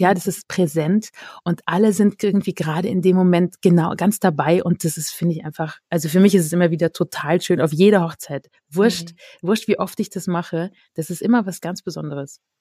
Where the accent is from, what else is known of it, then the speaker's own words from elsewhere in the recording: near Cologne, North Rhine-Westphalia, Germany; now in Austria; komme ich aus dem Rheinland ursprünglich, aus der Nähe von Köln